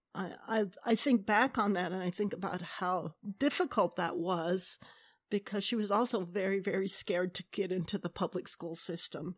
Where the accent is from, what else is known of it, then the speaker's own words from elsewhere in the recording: United States; we as, um, Salish people